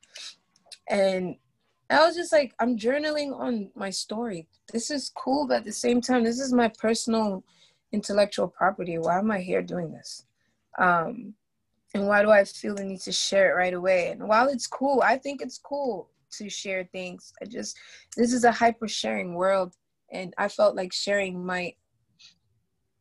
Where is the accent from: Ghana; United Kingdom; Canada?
Ghana; now in United States; I'm Black, I'm Ghanaian, specifically from West Africa.